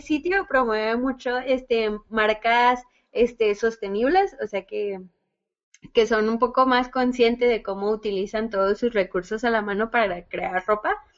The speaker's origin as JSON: {"language": "Spanish", "town": "Ciudad Juárez", "region": "Chihuahua", "country": "Mexico", "said": "aquí en, aquí en, Juárez, porque pues somos de Juaritos."}